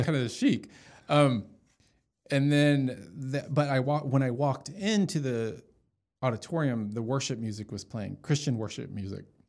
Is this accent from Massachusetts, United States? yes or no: no; Dallas, Texas, United States; moved away as an adult; now in Los Angeles, United States; I was born and raised in Dallas, went to Jesuit, you know, schools, Jesuit high school